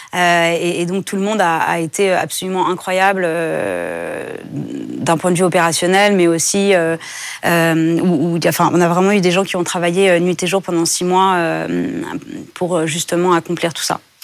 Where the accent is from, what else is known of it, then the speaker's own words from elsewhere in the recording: France; j'ai grandi en France